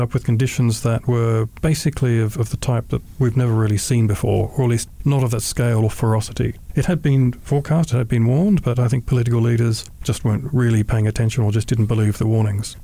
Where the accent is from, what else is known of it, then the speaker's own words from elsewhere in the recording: Canberra, Australian Capital Territory, Australia; now in Singapore; being an Australian and also growing up in Canberra